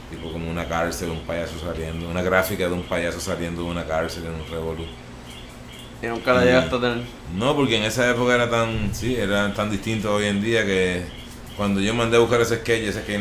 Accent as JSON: {"language": "Spanish", "town": "Vega Alta", "country": "Puerto Rico", "tie": "born or raised there", "said": "Eh, de Vega Alta, Puerto Rico, del barrio Maricao, en Vega Alta. Eh, eso es entre Dorado y Vega Baja"}